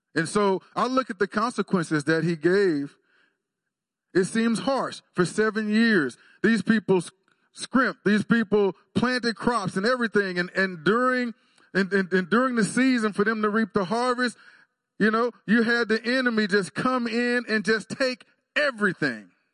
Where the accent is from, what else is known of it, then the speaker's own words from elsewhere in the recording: Waxahachie, Texas, United States; moved away as an adult; now in Stillwater, United States; I went home, back to my hometown of Waxahachie